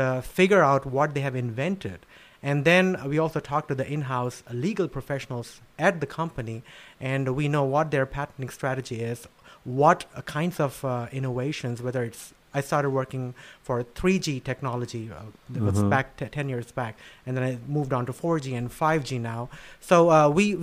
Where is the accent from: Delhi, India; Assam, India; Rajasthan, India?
Delhi, India; New Delhi; moved away; I was born and raised in New Delhi in India